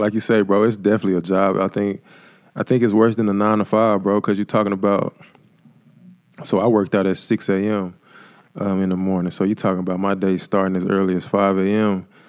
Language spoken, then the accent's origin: English; Jackson, Mississippi, United States; I'm originally from Jackson, Mississippi